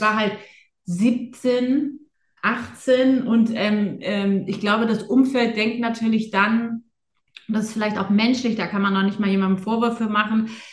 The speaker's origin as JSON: {"language": "German", "town": "Buchholz in der Nordheide", "region": "Lower Saxony", "country": "Germany", "tie": "born or raised there", "said": "ich bin ja in Buchholz in der Nordheide äh, groß geworden"}